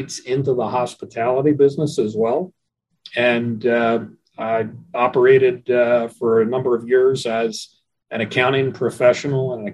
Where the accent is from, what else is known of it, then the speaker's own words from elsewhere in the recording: Atlantic City, New Jersey, United States; also born or lived in Philadelphia area; I'm a native of Atlantic City, New Jersey. I was born and raised there